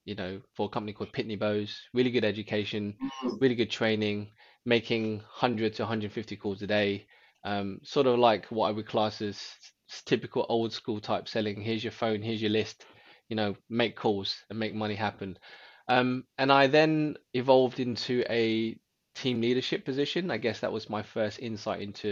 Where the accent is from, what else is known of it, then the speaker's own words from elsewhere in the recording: London, United Kingdom; I actually was born in London. So I grew up in Northwest London around the sort of Camden area.